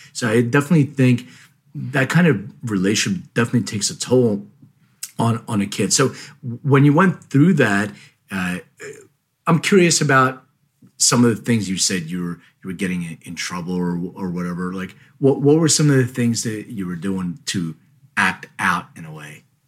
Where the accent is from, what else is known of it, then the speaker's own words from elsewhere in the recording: Philadelphia, Pennsylvania, United States; moved away; I grew up in Philly